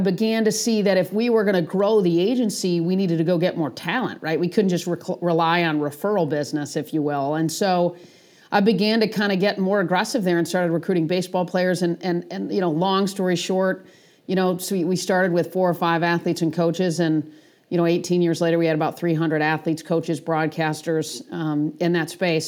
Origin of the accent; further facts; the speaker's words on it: East Lansing, Michigan, United States; moved away as an adult; also born or lived in Atlanta; I grew up in East Lansing